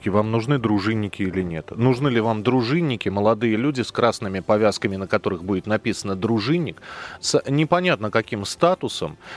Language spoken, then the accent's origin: Russian; Moscow, Russia; Я москвич, я снимаю квартиру в Москве.